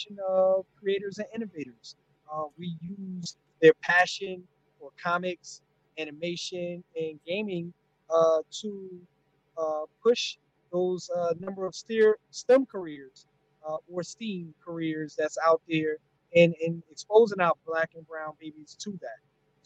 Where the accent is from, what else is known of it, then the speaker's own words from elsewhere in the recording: North New Jersey, United States; my hometown of North New Jersey